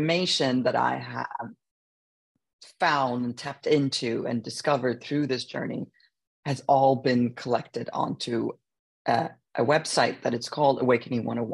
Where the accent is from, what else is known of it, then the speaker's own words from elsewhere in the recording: Sweden; moved away; We grew up in Sweden